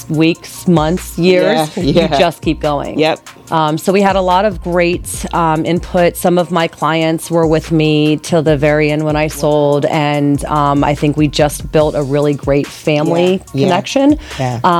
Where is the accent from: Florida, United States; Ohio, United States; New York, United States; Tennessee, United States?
Florida, United States; Naples; moved away as an adult; I am a true Napoleon, born and raised in Naples, Florida